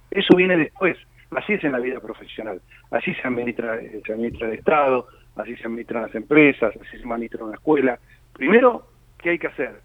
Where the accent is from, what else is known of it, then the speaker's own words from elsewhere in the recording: Lanús, Buenos Aires Province, Argentina; yo como todos saben soy de Lanús